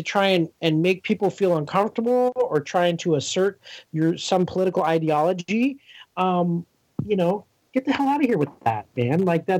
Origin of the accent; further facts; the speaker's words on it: Los Angeles, California, United States; I grew up here in Los Angeles and born and raised. And so obviously, like, West Coast is the best coast.